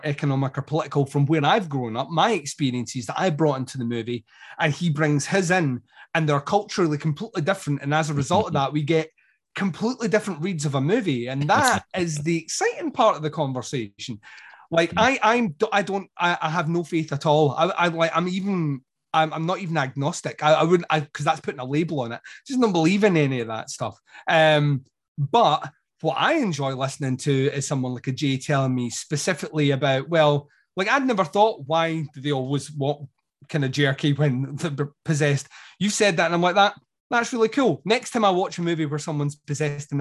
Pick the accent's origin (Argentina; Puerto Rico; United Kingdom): United Kingdom; Scotland; I'm Scottish